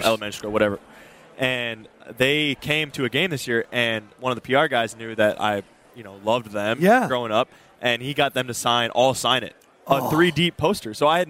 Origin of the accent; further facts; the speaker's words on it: Minnesota, United States; I grew up in Minnesota